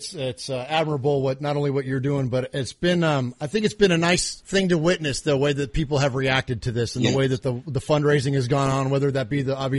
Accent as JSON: {"language": "English", "town": "San Jose", "region": "California", "country": "United States", "tie": "born or raised there", "said": "I'm from San Jose, California."}